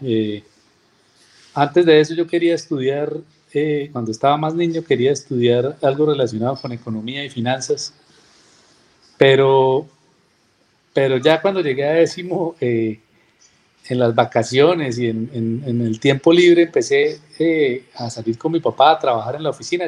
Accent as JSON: {"language": "Spanish", "town": "Cúcuta", "region": "Norte de Santander", "country": "Colombia", "tie": "born or raised there", "said": "Yo soy cucuteño, yo nací acá en la ciudad"}